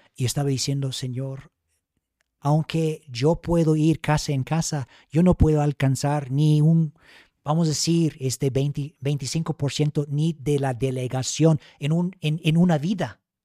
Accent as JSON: {"language": "Spanish", "country": "United States", "second_language": "Spanish", "moved": "yes", "lives_now": "Mexico", "said": "yo siendo un estadounidense"}